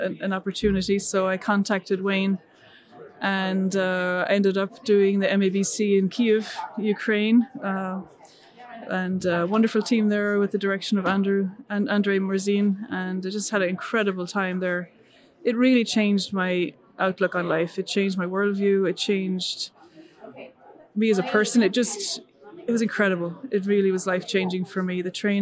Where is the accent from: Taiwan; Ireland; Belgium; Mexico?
Ireland; Dublin; moved away as an adult; also born or lived in England; now in France; I'm Irish, born and raised in Ireland, born in Dublin